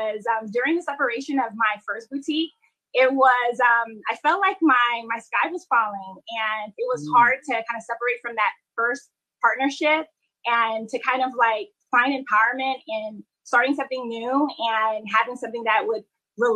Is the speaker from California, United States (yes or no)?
no; Fort Lauderdale, Florida, United States; also born or lived in Haiti; now in New York, United States; I was born in Haiti, and I grew up in South Florida, Fort Lauderdale